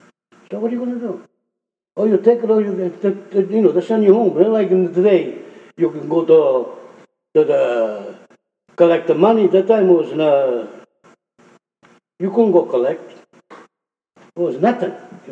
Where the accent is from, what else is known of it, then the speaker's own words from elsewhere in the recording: Italy; now in Boston, United States; The contractor came from the same town I come from Italy.